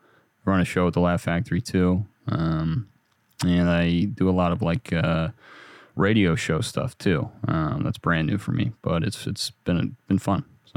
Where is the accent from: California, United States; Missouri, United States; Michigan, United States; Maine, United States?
California, United States; No. I'm from Northern California.